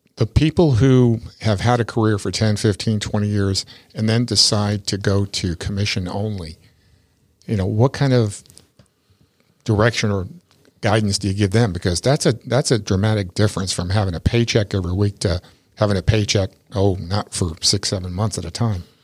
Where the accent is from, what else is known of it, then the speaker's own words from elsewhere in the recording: New York, United States; also born or lived in Tampa Bay area, Florida; now in Tampa Bay, United States; I grew up in New York, and I, I've been here since sixty-eight